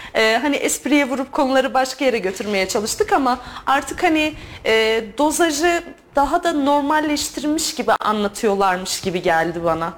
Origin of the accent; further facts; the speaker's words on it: Turkey; Türk olduğumu